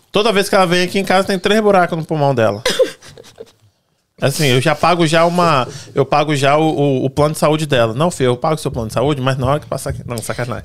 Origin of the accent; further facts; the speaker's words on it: Brazil; moved away; A gente cresceu no Brasil